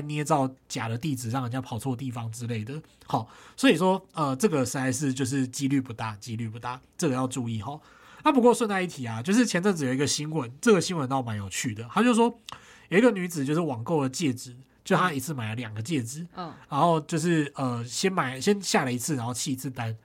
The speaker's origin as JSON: {"language": "Chinese", "region": "Tainan", "country": "Taiwan", "tie": "born or raised there", "moved": "yes", "said": "在我老家台南就是有一间私厨"}